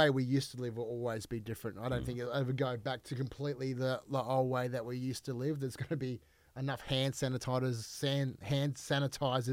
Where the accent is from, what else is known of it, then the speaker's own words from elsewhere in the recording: Australia; I'm Australian. Mm. Italian-Australian.